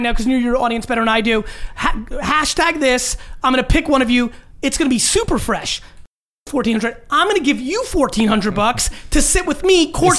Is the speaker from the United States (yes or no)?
no; Russia; born there; moved away; I was born in Russia, so there was no history of family fandom.